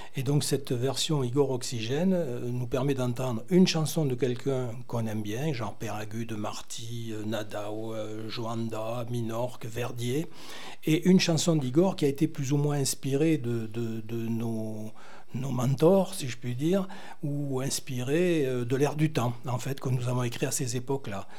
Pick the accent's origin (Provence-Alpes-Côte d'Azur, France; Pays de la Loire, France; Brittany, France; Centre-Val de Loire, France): Brittany, France; moi je suis breton